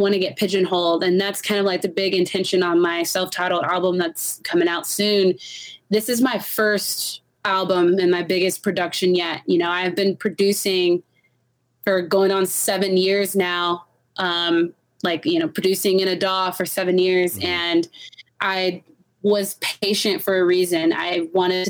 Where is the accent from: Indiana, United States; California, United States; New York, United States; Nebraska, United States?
California, United States; Los Angeles; moved away as an adult; also born or lived in Long Beach; now in Denver, United States; I'm from Los Angeles. Okay. Los Angeles is my whole life, pretty much. So I'm California through and through.